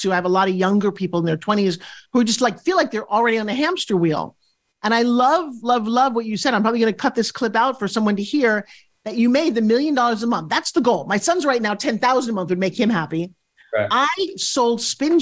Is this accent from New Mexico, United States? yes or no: no; New York, United States; moved away; also born or lived in California; I'm a New Yorker